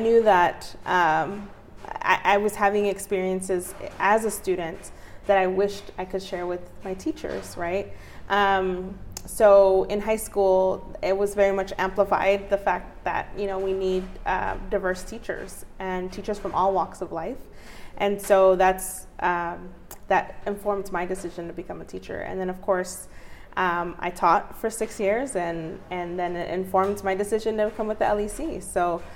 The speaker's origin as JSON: {"language": "English", "country": "United States", "tie": "born or raised there", "also_born_or_lived": "Mexico (family origin)", "said": "I'm a lifelong Northeast resident. I grew up on St. John and Monroe. That was my childhood home"}